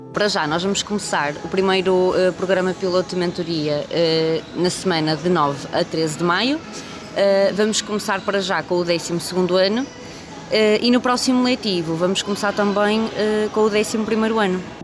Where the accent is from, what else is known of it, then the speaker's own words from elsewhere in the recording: Porto, Norte, Portugal; Eu sou do Porto